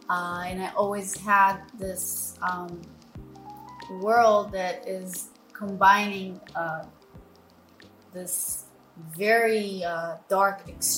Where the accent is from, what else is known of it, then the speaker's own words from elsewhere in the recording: Tel Aviv, Tel Aviv District, Israel; English is a second language; I was born and raised in Tel Aviv.